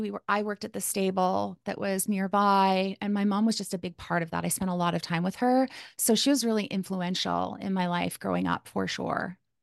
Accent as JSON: {"language": "English", "town": "Calgary", "region": "Alberta", "country": "Canada", "tie": "born or raised there", "moved": "as an adult", "lives_now": "Kamloops, Canada", "said": "I was born in Calgary, Alberta, which is in Canada."}